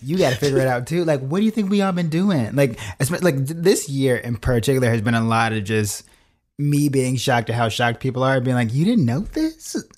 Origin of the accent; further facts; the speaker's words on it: Chicago, Illinois, United States; moved away as an adult; also born or lived in New York / Los Angeles; born and raised in Chi Town